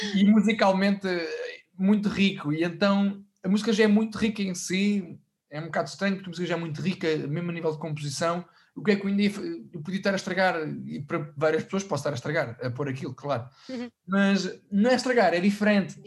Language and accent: Portuguese; Portugal; a Orquestra de Sopros da, da Banda Farmónica Ilhense que é da minha terra